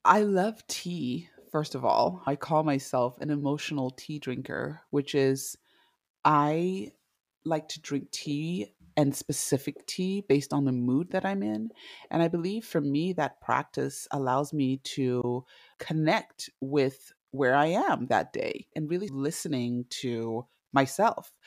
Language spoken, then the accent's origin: English; Zimbabwe; moved away as an adult; also born or lived in Indianapolis / Los Angeles / Washington, D.C. / Oregon; now in United States; I am originally from Zimbabwe. I was born and raised there